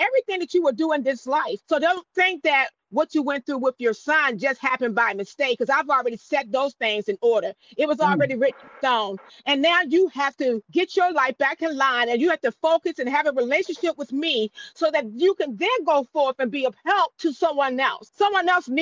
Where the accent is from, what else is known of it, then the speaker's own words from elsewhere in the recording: Newport News, Virginia, United States; now in Mattaponi, United States; I actually live in Mattapani, Virginia, originally from Newport News, Virginia